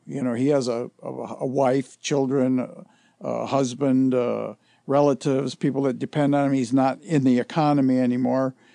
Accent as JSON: {"language": "English", "town": "Detroit", "region": "Michigan", "country": "United States", "tie": "born or raised there", "said": "I grew up in Detroit"}